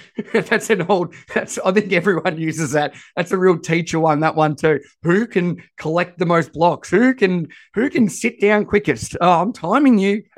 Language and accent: English; Australia; accent: Australian; I am as Aussie as it comes with my voice